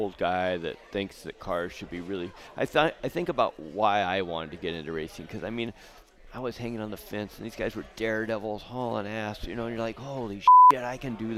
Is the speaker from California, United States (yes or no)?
yes; Southern California, United States; growing up in Southern California